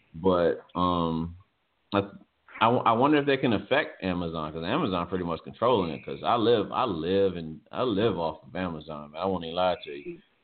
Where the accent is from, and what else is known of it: Virginia, United States; born or raised there